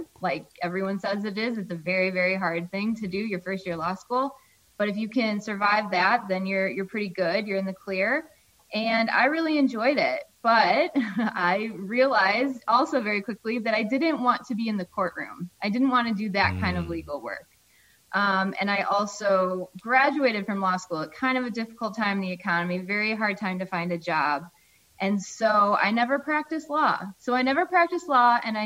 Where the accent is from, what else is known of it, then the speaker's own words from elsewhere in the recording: Highland, Indiana, United States; moved away as an adult; now in South Bend, United States; I grew up in Highland, Indiana, which is just about 75 minutes west of South Bend